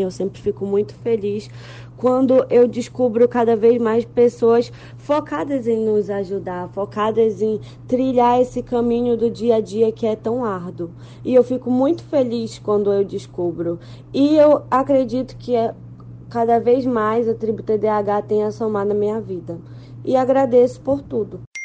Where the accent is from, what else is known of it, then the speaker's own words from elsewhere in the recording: Belém, Pará, Brazil; sou de Belém do Pará